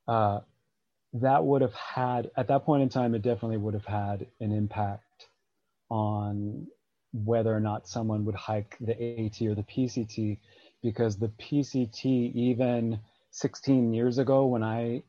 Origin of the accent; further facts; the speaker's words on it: Appalachian Trail, East Coast, United States; now in Pacific Crest Trail, US West Coast; I grew up on the Appalachian Trail. I currently live on the Pacific Crest Trail